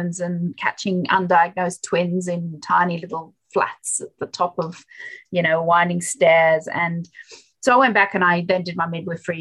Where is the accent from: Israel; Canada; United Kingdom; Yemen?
Yemen; now in Australia; I was born in Yemen and my mother was a midwife